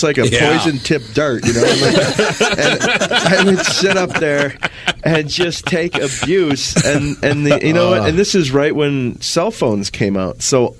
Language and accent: English; Menomonie, Wisconsin, United States; also born or lived in Chicago; I grew up in Menominee.